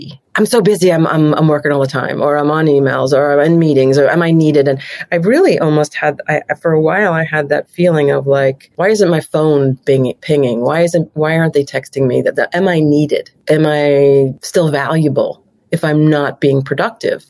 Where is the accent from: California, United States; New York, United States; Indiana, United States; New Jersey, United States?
New York, United States; moved away as an adult; also born or lived in Chicago / Los Angeles; I'm a New Yorker and started in agencies in New York